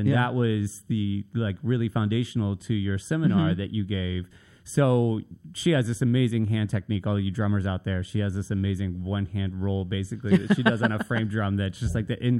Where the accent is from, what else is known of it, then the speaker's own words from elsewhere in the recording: Nashville, Tennessee, United States; We started moving all the time, which is why I end up in Virginia Beach from Nashville. I'm originally from Nashville, right?